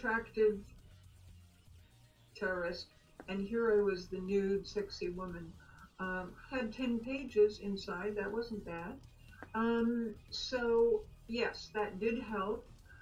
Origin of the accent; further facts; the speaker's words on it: Austria; moved away as an adult; growing up in Austria and then living over there in Austria